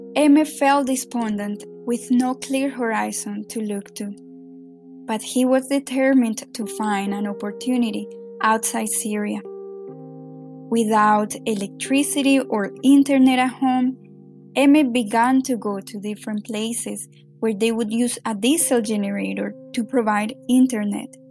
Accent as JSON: {"language": "English", "town": "Medellín", "region": "Antioquia", "country": "Colombia", "tie": "born or raised there", "second_language": "English", "moved": "yes", "lives_now": "New York, United States", "said": "… and I grew up in Medellin, Colombia."}